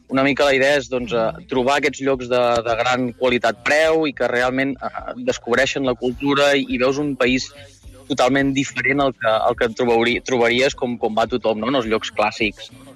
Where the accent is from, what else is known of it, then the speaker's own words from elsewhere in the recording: Girona, Catalonia, Spain; jo sóc de Girona